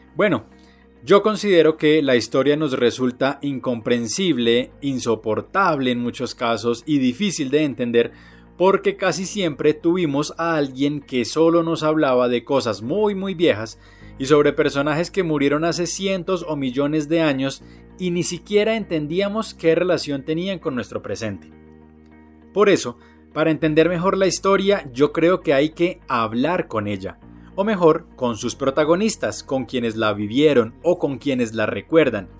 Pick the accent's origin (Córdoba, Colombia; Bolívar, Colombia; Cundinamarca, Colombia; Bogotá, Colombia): Cundinamarca, Colombia; Tabio; el de Tabio